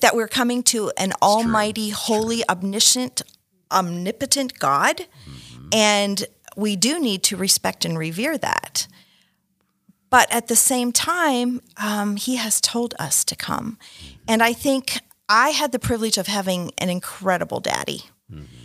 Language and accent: English; Canada; I was born in Canada, um, and my mother's Canadian